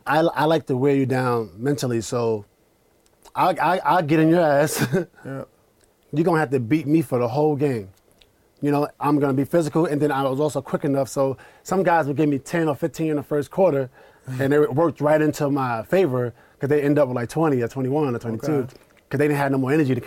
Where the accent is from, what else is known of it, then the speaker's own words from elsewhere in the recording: Queens, New York, United States; We're both from New York.